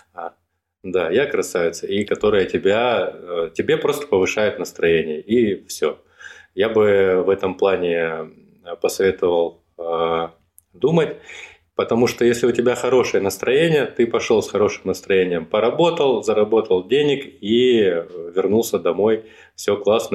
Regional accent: Rostov-on-Don, Rostov Oblast, Russia; moved away as an adult; now in Moscow, Russia; я из Ростова, когда переезжал в Москву

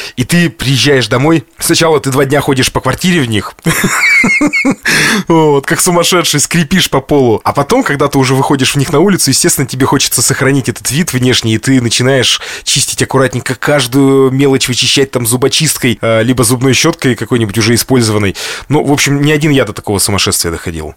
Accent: Lesnoy, Sverdlovsk Oblast, Russia; из моего родного города, из Лесного

